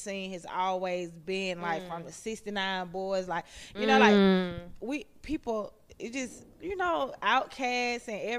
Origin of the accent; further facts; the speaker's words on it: Atlanta, Georgia, United States; I was born and raised in Atlanta, Georgia